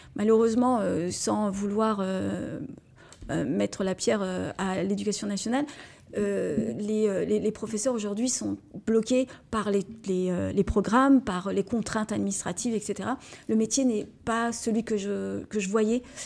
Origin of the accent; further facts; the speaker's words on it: Moselle, Grand Est, France; je suis Mosellane et je revendique le fait que notre, euh, notre département est vraiment très beau